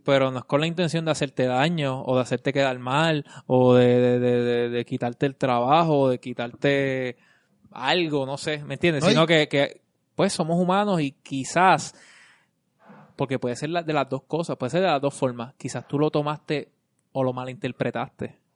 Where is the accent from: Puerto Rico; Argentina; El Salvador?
Puerto Rico; Vega Baja; now in San Juan metro area, Puerto Rico; yo soy de Vega Baja. Y cuando me tocaba venir para acá, ahora no, ahora vivo acá